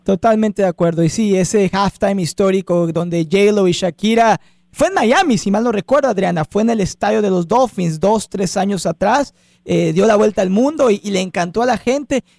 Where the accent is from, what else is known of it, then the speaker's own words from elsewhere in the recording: Mexico; como mexicanos